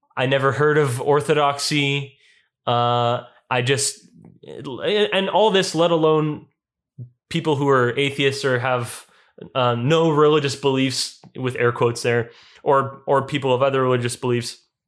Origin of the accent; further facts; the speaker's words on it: Winnipeg, Manitoba, Canada; I attended Gospel Mennonite Church and Winnipeg Mennonite Elementary School and Mennonite Brethren Collegiate Institute and Canadian Mennonite University